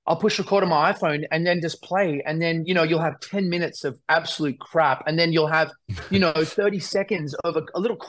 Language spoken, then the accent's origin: English; Australia; as an Australian